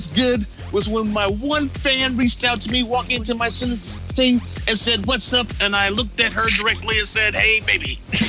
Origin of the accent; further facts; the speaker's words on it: Philadelphia, Pennsylvania, United States; I am from South Philly.